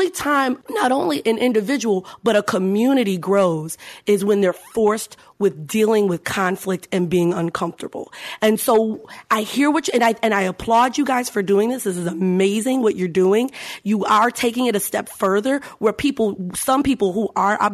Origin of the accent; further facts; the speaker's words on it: Chicago, Illinois, United States; I'm from Chicago